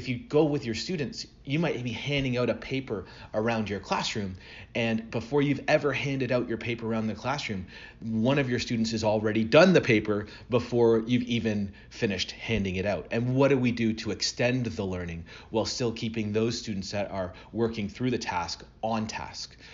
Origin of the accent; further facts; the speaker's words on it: Burlington, Ontario, Canada; now in Atlanta, United States; I'm originally from Burlington, Ontario. So even though I live down here in the south, I still consider myself a Canadian